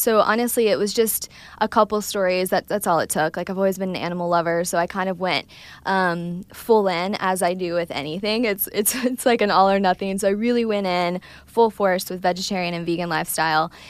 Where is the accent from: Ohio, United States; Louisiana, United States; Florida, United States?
Ohio, United States; I'm from Ohio, Midwest